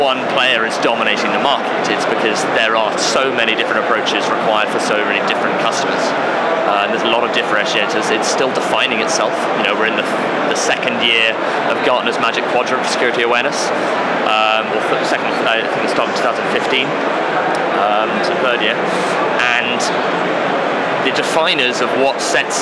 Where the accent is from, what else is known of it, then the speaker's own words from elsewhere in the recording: London, United Kingdom; moved away as an adult; also born or lived in Bristol / South Wales; I grew up in Putney, just south of the river